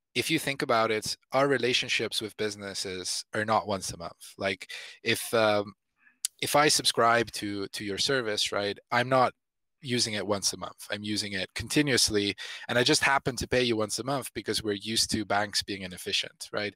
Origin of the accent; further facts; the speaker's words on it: Italy; I come from country, I'm I'm from Italy